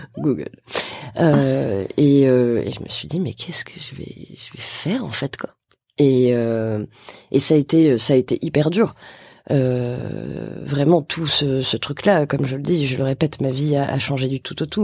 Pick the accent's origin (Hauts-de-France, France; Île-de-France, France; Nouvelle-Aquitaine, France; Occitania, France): Nouvelle-Aquitaine, France; Bordeaux; moved away as an adult; now in Paris, France; je viens de Bordeaux, je suis à Paris depuis maintenant 4 ans